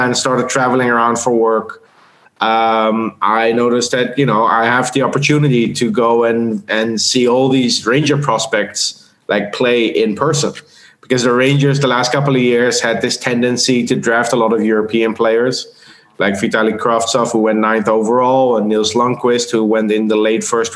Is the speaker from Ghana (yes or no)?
no; Netherlands; moved away as an adult; also born or lived in South Africa; now in Austria; I'm from the Netherlands originally